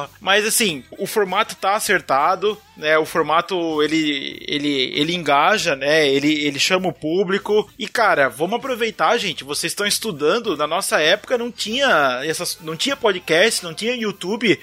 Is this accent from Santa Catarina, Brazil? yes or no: yes; Santa Catarina, Brazil; accent: Santa Catarina; O meu sotaque de Santa Catarina